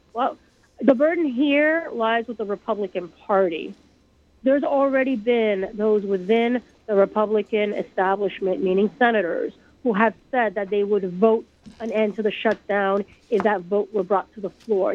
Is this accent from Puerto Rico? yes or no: yes; Puerto Rico; now in New York, United States; I grew up in Puerto Rico